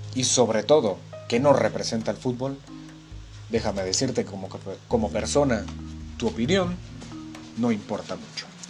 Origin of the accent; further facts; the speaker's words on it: Guatemala; yo soy de Guatemala, tengo 20 años, toda mi vida he vivido acá